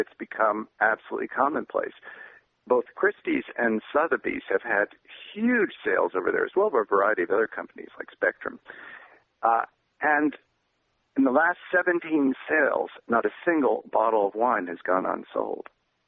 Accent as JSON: {"language": "English", "region": "New York", "country": "United States", "tie": "born or raised there", "said": "Growing up in New York, I went to auctions quite frequently"}